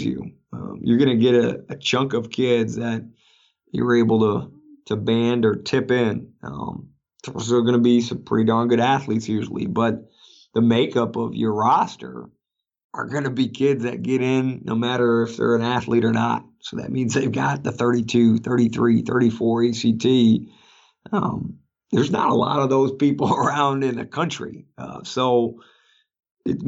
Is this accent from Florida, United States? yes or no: no; Green Bay, Wisconsin, United States; moved away; I grew up in Green Bay, Wisconsin